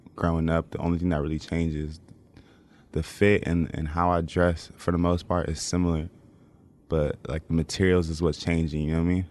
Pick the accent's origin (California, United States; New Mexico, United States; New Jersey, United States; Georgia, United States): California, United States; moved away; I'm from Cali